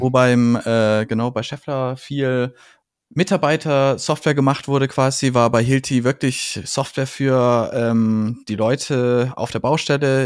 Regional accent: Franconia, Bavaria, Germany; ich bin Franke, ich komme aus dem Frankenland und ich äh, äh, kenne das fränkische Gemüt

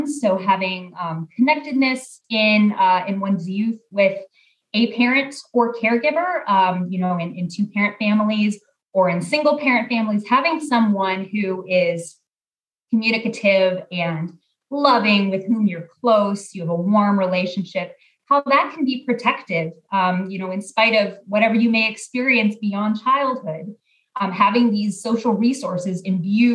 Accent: Portland, Oregon, United States; born or raised there; moved away as an adult; also born or lived in Texas

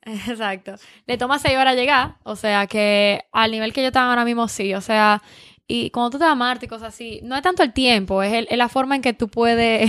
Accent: Dominican Republic; now in California, United States; yo soy dominicana

